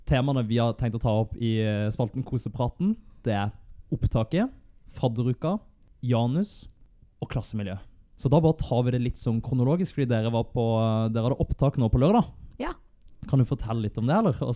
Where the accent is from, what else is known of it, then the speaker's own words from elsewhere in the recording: Bergen, Vestland, Norway; Vi og Brann vi ble enige om det da vi vokste opp i Bergen, at vi skulle plukke katter og lære oss å snakke på vår egen måte.